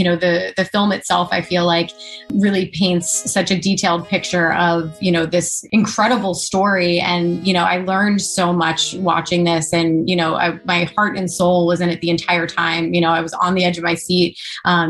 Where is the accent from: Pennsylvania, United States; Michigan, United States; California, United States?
Pennsylvania, United States; Allentown; my hometown where I grew up in Allentown, Pennsylvania